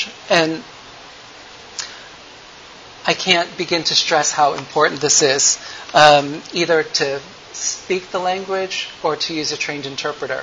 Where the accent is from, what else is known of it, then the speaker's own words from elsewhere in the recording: United States; as a American